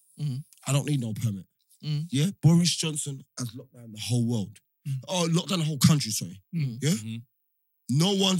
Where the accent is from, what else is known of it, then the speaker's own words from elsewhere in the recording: Jamaica; We're Jamaican.